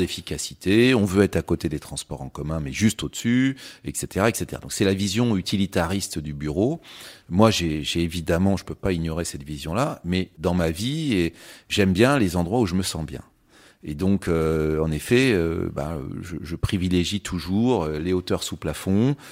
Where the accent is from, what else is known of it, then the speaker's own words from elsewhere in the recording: Châtellerault, Nouvelle-Aquitaine, France; moved away as an adult; also born or lived in London; je venais surtout de, de Châtellerault, qui est, la ville euh, voilà où j'ai où j'ai grandi